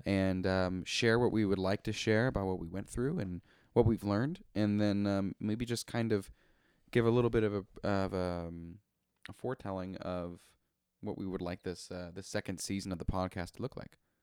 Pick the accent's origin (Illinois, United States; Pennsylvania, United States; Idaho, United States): Idaho, United States; Coeur d'Alene; also born or lived in Spokane, Washington; a person that lives in the city of Coeur d'Alene, Idaho. Um, I was born in Spokane, Washington. Um, however, my parents are, were living in the state of Idaho